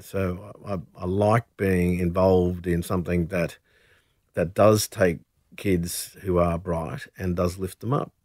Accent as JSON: {"language": "English", "town": "Brisbane", "region": "Queensland", "country": "Australia", "tie": "born or raised there", "said": "a young man growing up in Brisbane"}